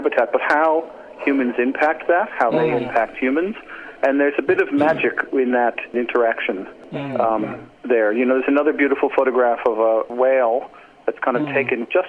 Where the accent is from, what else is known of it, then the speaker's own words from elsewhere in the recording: New York, United States; moved away as an adult; also born or lived in Central Texas; now in Geelong, Australia; I am from New York originally.